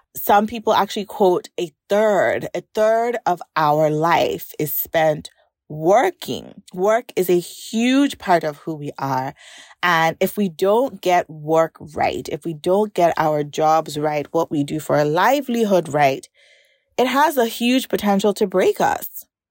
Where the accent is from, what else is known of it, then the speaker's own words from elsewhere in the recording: Nigeria; growing up in Nigeria